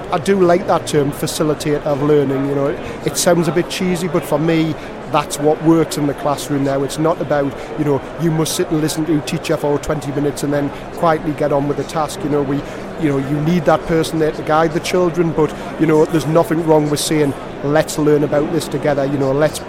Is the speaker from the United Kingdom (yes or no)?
yes; Newcastle upon Tyne, North East England, United Kingdom; accent: Newcastle; now in Gateshead, United Kingdom; I was born in Newcastle. I do live in Gateshead now, but I was born in Newcastle